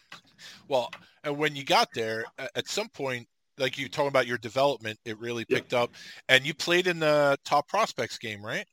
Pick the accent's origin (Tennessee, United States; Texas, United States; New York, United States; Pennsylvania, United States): New York, United States; I'm from New York